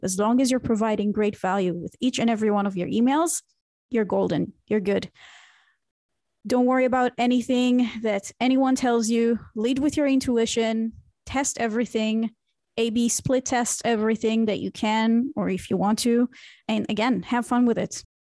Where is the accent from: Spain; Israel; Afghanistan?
Israel; moved away as an adult; now in Berlin, Germany; I was born and raised in Israel